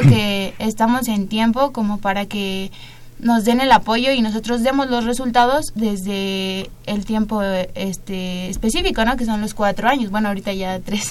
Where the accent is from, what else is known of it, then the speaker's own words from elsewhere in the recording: Mexico; no estoy en mi país